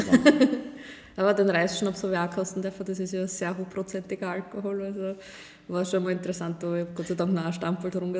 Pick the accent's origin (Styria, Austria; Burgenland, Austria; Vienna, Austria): Burgenland, Austria; bei uns im Burgenland